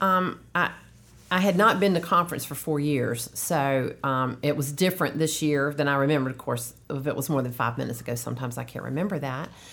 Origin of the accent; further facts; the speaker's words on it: Durham, North Carolina, United States; accent: Southern; also born or lived in Charlotte, North Carolina / Wake Forest, North Carolina; I was born in Charlotte, and then I grew up most of my life in Durham